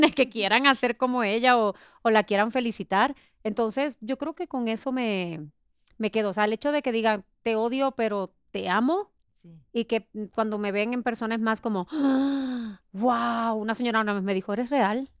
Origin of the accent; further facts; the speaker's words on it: Puerto Rico; now in Mexico; yo soy de Puerto Rico, ya cumplí 17 años aquí